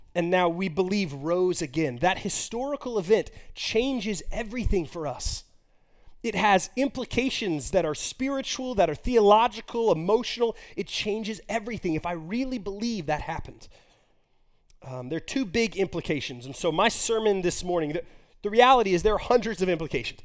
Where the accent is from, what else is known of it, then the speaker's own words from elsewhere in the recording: Texas, United States; also born or lived in Moscow, Russia; I grew up in Texas, the Bible Belt